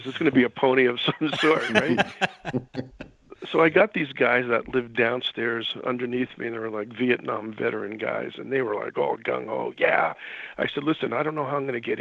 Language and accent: English; New York City, New York, United States; moved away; also born or lived in Canada; I grew up in New York City